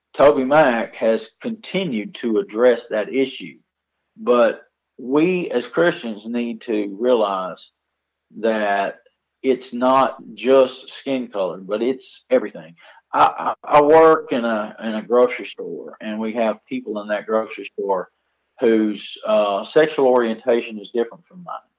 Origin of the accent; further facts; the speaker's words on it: United States; We live as Americans knowing that our citizenship, our true citizenship, is heavenly